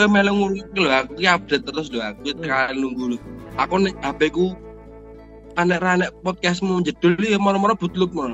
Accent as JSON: {"language": "Indonesian", "town": "Sragen", "region": "Central Java", "country": "Indonesia", "tie": "born or raised there", "lives_now": "Wonogiri, Indonesia", "said": "Sergei itu atas anu jenenge kotaku asli namanya Sragen tapi kan aku udah berteman tinggal di Wonogiri jadi kita harus membanggakan Wonogiri"}